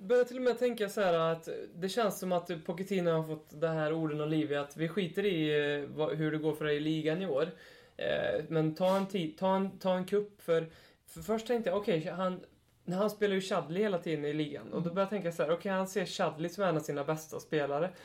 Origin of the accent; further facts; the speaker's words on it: Hammarö, Värmland, Sweden; also born or lived in Karlstad; now in Närke, Sweden; jag är från Hammarö